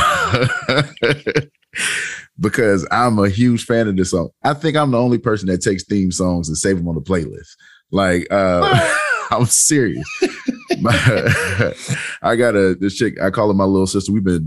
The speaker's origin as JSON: {"language": "English", "town": "Manning", "region": "South Carolina", "country": "United States", "tie": "born or raised there", "moved": "as an adult", "lives_now": "Greenville, United States", "said": "I'm from Manning, South Carolina, a little small town off of 95. I moved up to Greenville about 10 years ago."}